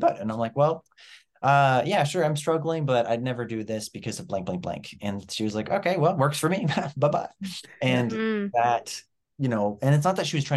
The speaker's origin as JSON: {"language": "English", "region": "New Brunswick", "country": "Canada", "tie": "born or raised there", "also_born_or_lived": "Ontario", "said": "I was born in Ontario, moved to New Brunswick when I was 8 years old."}